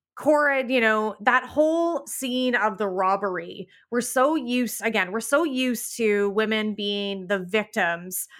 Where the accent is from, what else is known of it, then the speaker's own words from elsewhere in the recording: Canada; I'm Canadian.